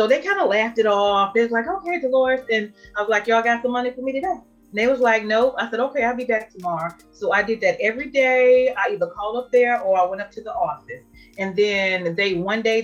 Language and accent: English; Durham, North Carolina, United States; I'm from Durham, North Carolina